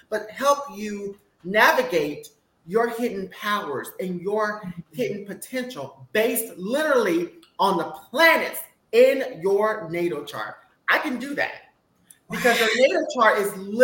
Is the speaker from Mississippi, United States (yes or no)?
yes; Mississippi, United States; I'm from Mississippi